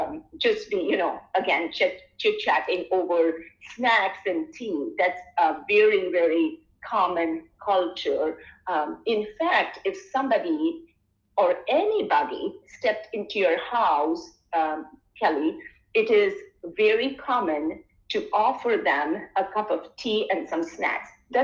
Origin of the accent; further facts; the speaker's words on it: India; now in Michigan, United States; when I came in from India to the US, which is, I'm trying to think, I've spent most of my life in Michigan, of course.